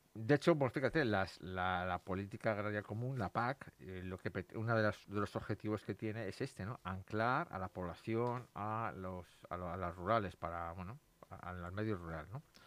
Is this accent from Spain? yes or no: yes; Madrid, Community of Madrid, Spain; yo, soy de Madrid